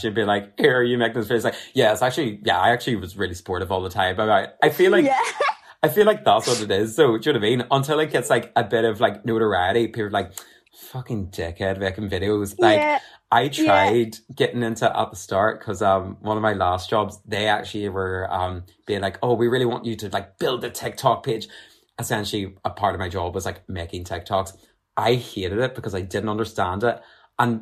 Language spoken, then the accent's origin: English; Armagh, Northern Ireland, United Kingdom; I'm originally from Armagh